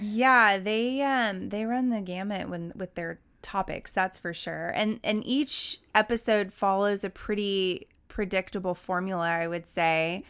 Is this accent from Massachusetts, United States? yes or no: no; Oklahoma, United States; growing up in Oklahoma